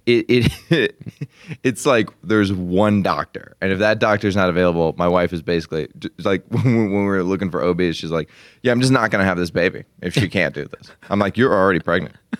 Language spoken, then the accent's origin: English; Arkansas, United States; moved away; when I was growing up in Arkansas